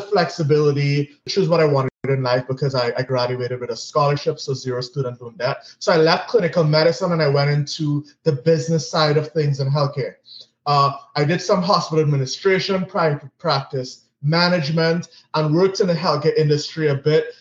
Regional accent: Trinidad & Tobago; moved away as an adult; also born or lived in Grenada / Miami / New York City; born and raised in Trinidad and Tobago

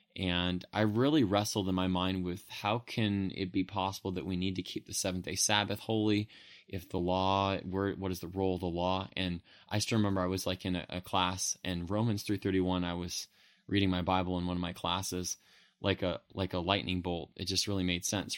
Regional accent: Modesto, California, United States; I grew up in Modesto, California, and was raised there

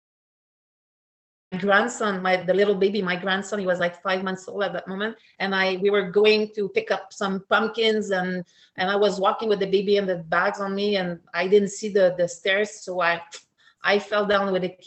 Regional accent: Sept-Îles, Quebec, Canada; English is a second language; moved away as an adult; now in Montreal, Canada; that's called Seven Island, and I start swimming there for a team really seriously

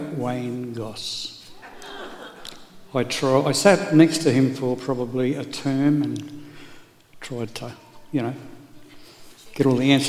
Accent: Rockhampton, Queensland, Australia; also born or lived in England; Born in England. Came over here when I was 18 months old. We moved to Rockhampton, 12 miles west of Rockhampton, a little place called Cabra. And I went to Gracemere School.

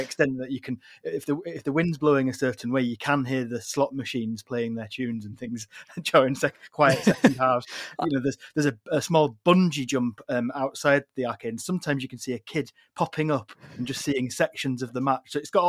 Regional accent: England, United Kingdom; now in Scotland, United Kingdom; living up here but being an Englishman

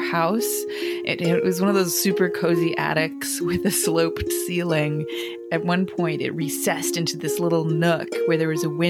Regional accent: Rochester, New York, United States; accent: Rochester accent; also born or lived in Danbury, Connecticut; I grew up in Rochester, New York, in a lovely suburb called Pittsford

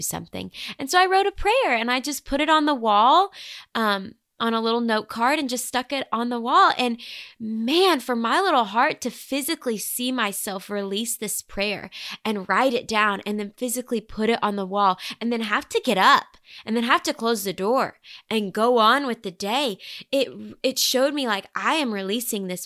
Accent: Bentonville, Arkansas, United States; moved away as an adult; now in Nashville, United States; Bentonville, Arkansas was where I called home for the first eighteen years of my life

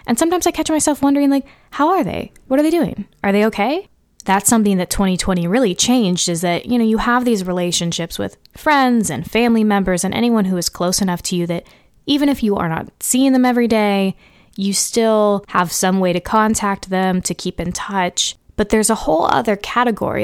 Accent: California, United States; growing up in California

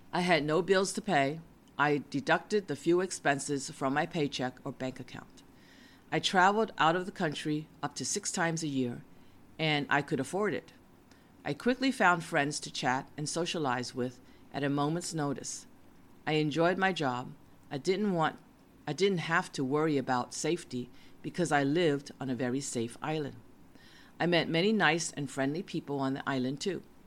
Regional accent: United States; moved away; also born or lived in West Coast; I was an American since I was born in the USA.

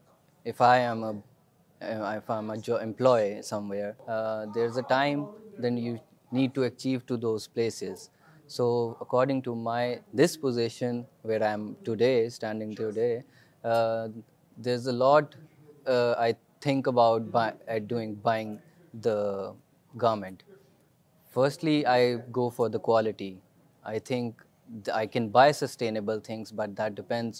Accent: Sialkot, Punjab, Pakistan; I'm from Sialkot

